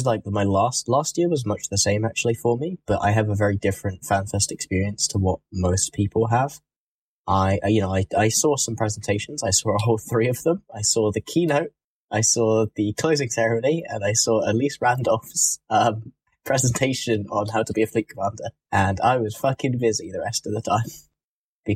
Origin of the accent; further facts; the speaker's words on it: United Kingdom; I'm British, dude. You gotta have that accent.